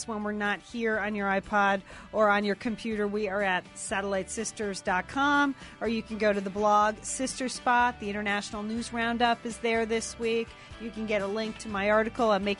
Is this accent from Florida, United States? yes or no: no; Fairfield, Connecticut, United States; we grew up in Fairfield, Connecticut